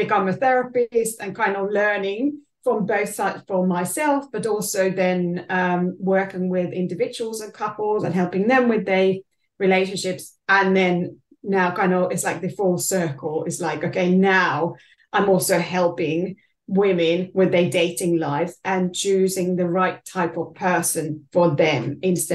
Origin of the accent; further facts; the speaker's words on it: Finland; moved away as an adult; now in London, United Kingdom; I'm originally from Finland